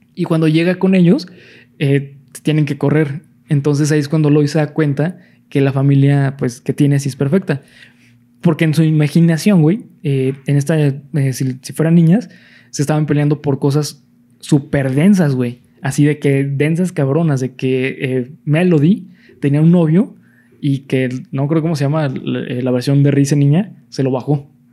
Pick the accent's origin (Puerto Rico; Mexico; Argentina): Mexico; nosotros como mexicanos